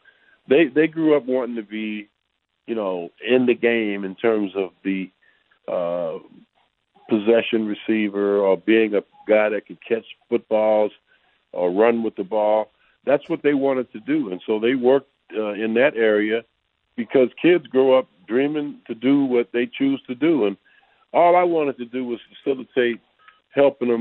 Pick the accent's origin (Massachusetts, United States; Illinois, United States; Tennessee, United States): Illinois, United States; Chicago; now in Minnesota, United States; I grew up on hockey in Chicago. That's where I was born and raised.